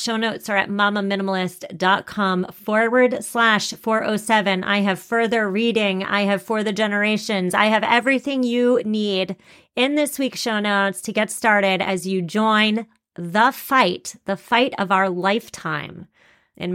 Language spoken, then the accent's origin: English; Massachusetts, United States; I'm from Massachusetts.